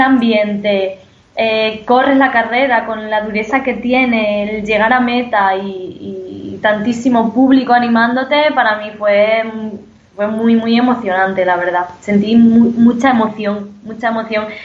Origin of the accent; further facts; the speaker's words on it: Don Benito, Extremadura, Spain; Soy extremeña